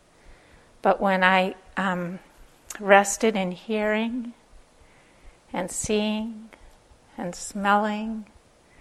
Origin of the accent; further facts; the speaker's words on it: Minnesota, United States; accent: Minnesotan; I'm from Minnesota